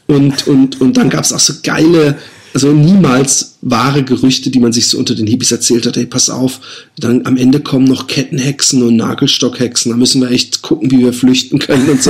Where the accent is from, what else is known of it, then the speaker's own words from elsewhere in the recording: Busenbach, Baden-Württemberg, Germany; Busenbach, wo ich aufgewachsen bin